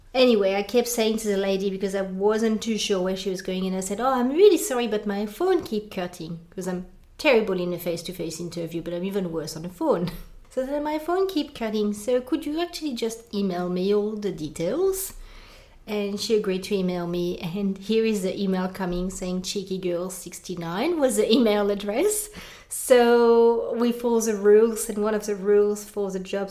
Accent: France; accent: French; English is a second language; moved away as an adult; now in Australia; I come from France

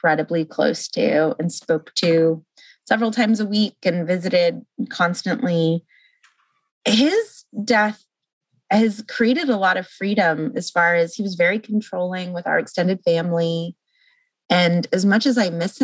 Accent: Los Angeles, California, United States; also born or lived in St. Louis, Missouri; I was living in St. Louis, Missouri, and I'm from Los Angeles.

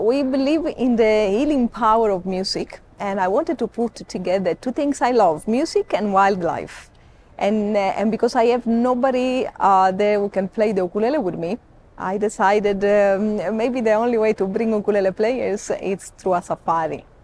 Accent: Sicily, Italy; now in Kenya; I am Italian. You are Italian. Okay. Yes, I'm from Sicily.

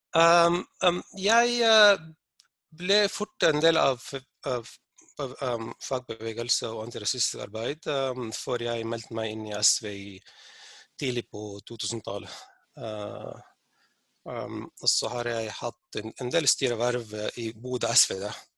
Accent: Sudan; now in Norway; Der jeg har vokst opp

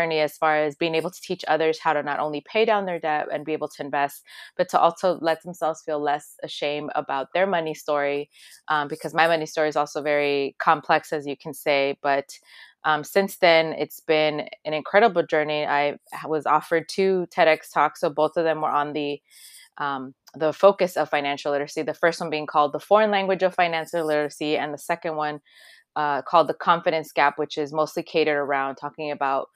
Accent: Los Angeles, California, United States; also born or lived in El Salvador; Since I'm from El Salvador originally, I was born there, but I was raised in Los Angeles. I was like a year old when most of my family fled here during a civil war

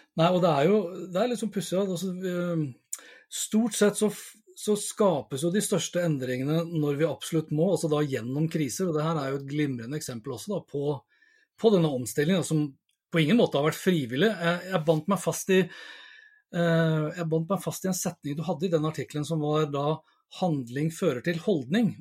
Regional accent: Sandefjord, Vestfold, Norway; moved away; jeg er jo opprinnelig fra Sandefjord

